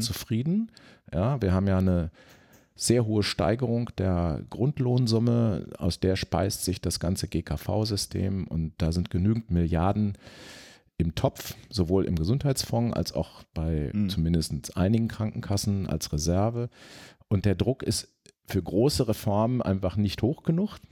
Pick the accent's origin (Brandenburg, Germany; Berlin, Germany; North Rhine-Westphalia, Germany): North Rhine-Westphalia, Germany; Sauerland; ins Sauerland, wo ich aufgewachsen bin